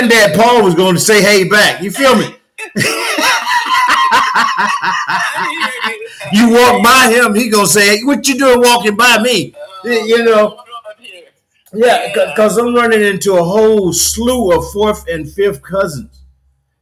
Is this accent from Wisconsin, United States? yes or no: no; Union, South Carolina, United States; I'm from a little place called Union, South Carolina.